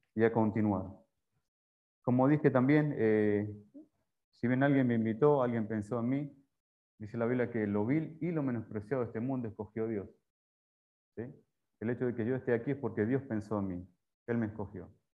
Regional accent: Rosario, Santa Fe, Argentina; moved away as an adult; also born or lived in Paraguay; now in Panama; la tierra de Messi, soy de Rosario, ahí.

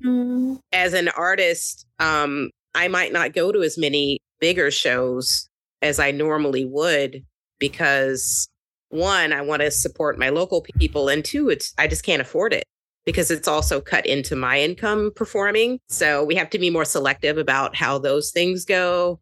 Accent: Kentucky, United States; also born or lived in California / Brooklyn, New York; now in New York, United States; I grew up in Kentucky

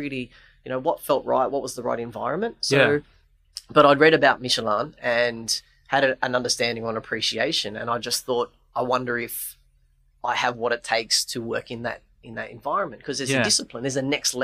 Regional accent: Sydney, New South Wales, Australia; moved away as an adult; also born or lived in United Kingdom / Europe; now in Melbourne, Australia; Came to Melbourne, after growing up in Sydney

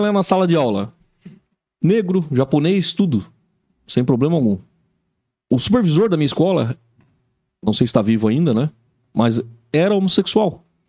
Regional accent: São Paulo, Brazil; now in Joinville, Brazil; Eu sou de São Paulo, apesar de já estar tá mais joinvilense hoje

